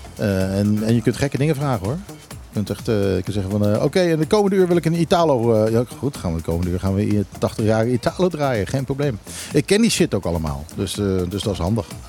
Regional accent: Curaçao; also born or lived in Netherlands; now in Bonaire; ik ben als kind opgegroeid op Curaçao

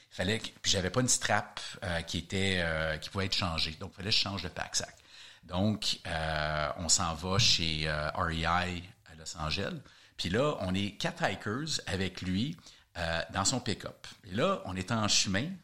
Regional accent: Canada; je suis canadien

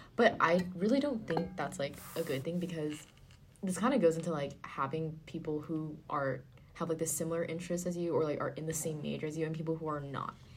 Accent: Orange County, California, United States; moved away as an adult; so I am from Orange County, California and the city that I live in was like super, super competitive.

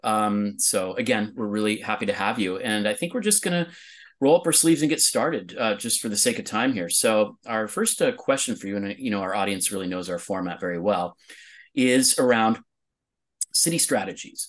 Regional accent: California, United States; my home state of California

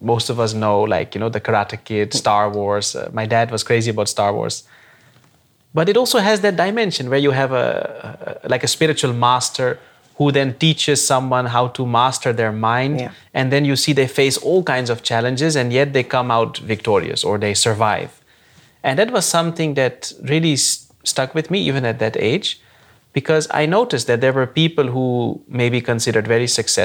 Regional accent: Netherlands; I was born and brought up in the Netherlands, completed my education here, university, everything.

